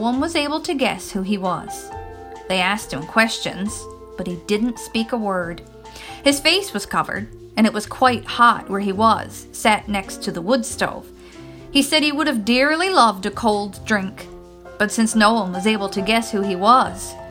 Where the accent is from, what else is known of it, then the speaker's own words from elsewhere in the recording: Newfoundland and Labrador, Canada; I am from Newfoundland, which is a small province on the east coast of Canada